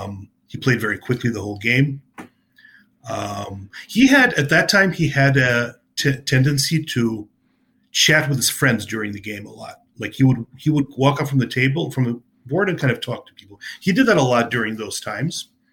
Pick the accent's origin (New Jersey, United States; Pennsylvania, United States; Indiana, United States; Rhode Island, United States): New Jersey, United States; New Jersey Open. I was a state. It was my home state.